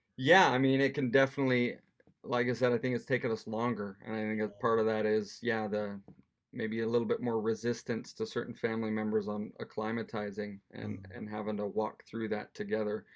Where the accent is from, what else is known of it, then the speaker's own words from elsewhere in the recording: Wyoming, United States; moved away as an adult; now in Edinburgh, United Kingdom; we come from Wyoming, which is quite rural. You know, the biggest town we ever lived in was thirty thousand